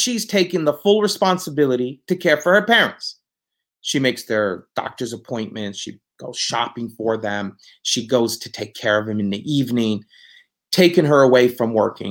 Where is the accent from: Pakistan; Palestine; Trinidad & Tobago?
Palestine; moved away as an adult; now in United States; I was born in the United States, but when I was 6.5 years old, I returned back to Palestine. And I grew up in Palestine